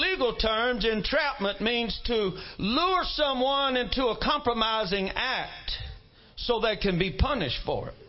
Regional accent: Mississippi, United States; I come from Mississippi

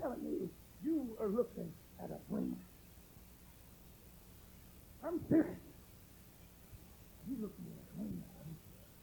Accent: Pitkin, Louisiana, United States; I'm from Pitkin

